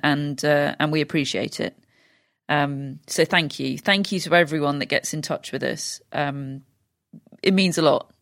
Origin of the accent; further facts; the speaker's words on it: United Kingdom; we're British